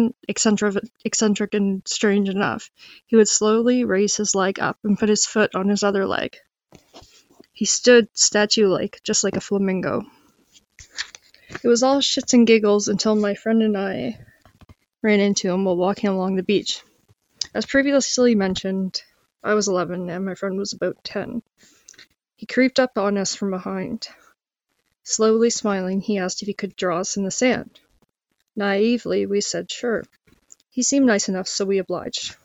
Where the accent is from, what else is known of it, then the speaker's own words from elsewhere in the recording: Amherst Shore, Nova Scotia, Canada; I grew up on the Amber Shore of Nova Scotia